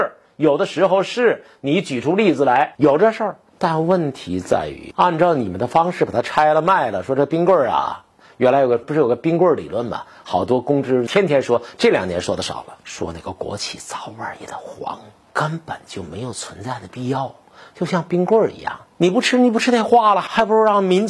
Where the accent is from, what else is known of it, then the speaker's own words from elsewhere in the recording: China; 我们中国人这么干